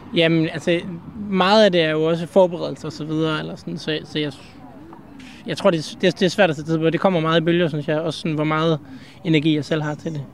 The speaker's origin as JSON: {"language": "Danish", "town": "Aarhus", "region": "Central Denmark Region", "country": "Denmark", "said": "jeg kommer fra Aarhus og bor sådan set også i Aarhus"}